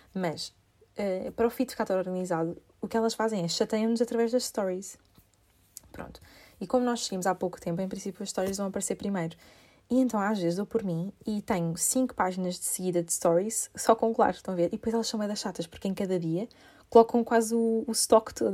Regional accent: Portugal; also born or lived in United Kingdom

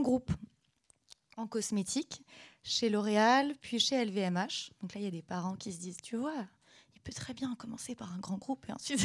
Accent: Caen, Normandy, France; moved away as an adult; also born or lived in Paris; je suis je, originaire de Caen

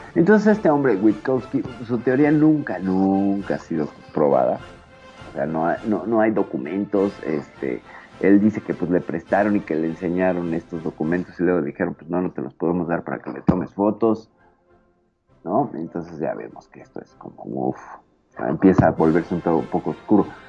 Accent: Mexico; aquí en mi país

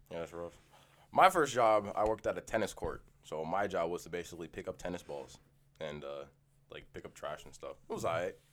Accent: United States; now in Canada; we're American

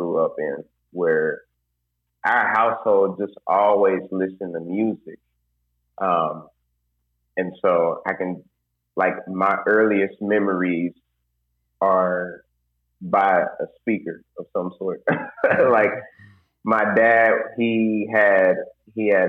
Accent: Indianapolis, Indiana, United States; moved away as an adult; now in Muncie, United States; And I'm from Indianapolis, Indiana. Currently living in Muncie, Indiana right now.

